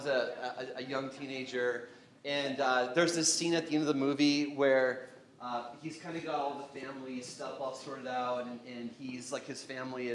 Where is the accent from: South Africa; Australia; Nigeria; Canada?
Canada; growing up in Canada